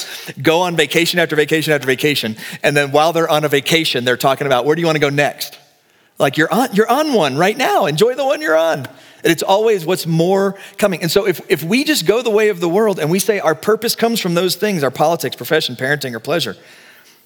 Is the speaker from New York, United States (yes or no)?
no; Texas, United States; now in Colorado, United States; I'm from Texas.